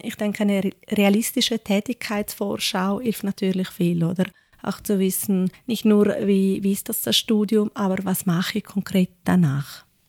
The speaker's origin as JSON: {"language": "German", "region": "Ticino", "country": "Switzerland", "tie": "born or raised there", "also_born_or_lived": "Zurich", "moved": "as an adult", "said": "ich bin im Tessin aufgewachsen"}